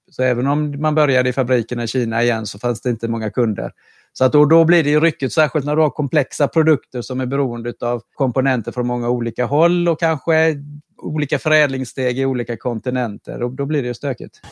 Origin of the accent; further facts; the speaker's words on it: Karlskrona, Blekinge, Sweden; på 80-talet eh, när jag var ung i Karlskrona